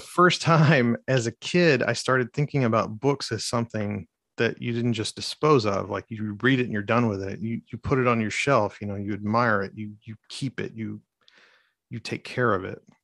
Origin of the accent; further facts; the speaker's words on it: Arkansas, United States; I'm from Arkansas